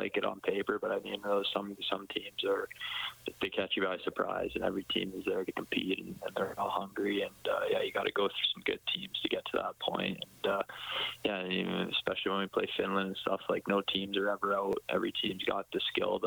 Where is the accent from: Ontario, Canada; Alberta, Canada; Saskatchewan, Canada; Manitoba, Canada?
Alberta, Canada; Edmonton; my hometown